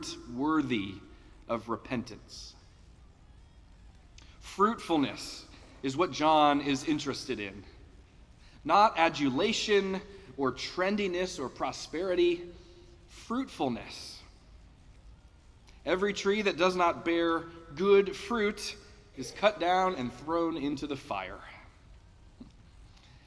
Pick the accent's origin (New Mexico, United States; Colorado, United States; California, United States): Colorado, United States; Denver; growing up in Denver